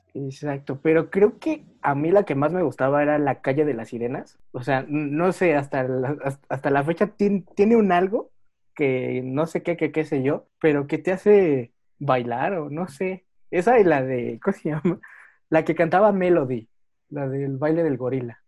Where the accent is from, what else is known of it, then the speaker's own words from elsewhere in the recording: Mexico; los que somos mexicanos